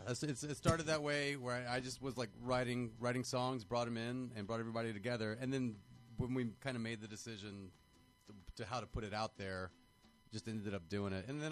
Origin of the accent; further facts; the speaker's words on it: Louisiana, United States; moved away as an adult; also born or lived in Chicago; now in Los Angeles, United States; growing up in Louisiana.